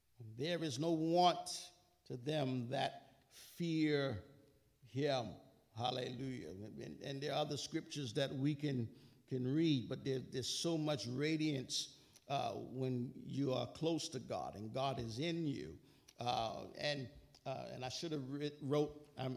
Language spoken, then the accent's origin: English; New York, United States; I'm a New Yorker